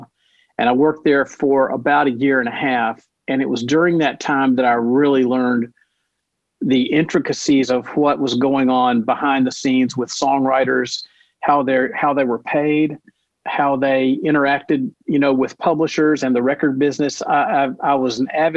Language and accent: English; Nashville, Tennessee, United States; I'm born and raised in Nashville.